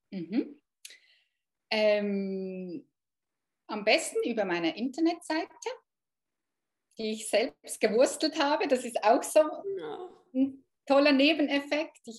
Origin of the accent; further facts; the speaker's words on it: Thun, Bern, Switzerland; Ich bin aus Thun, das ist vielleicht halt schon noch wichtig ähm, bei solchen ja. Kursen, dass das in der Nähe ist.